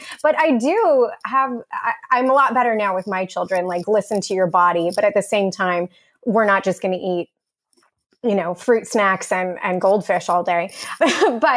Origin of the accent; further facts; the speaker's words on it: Texas, United States; I'm from Texas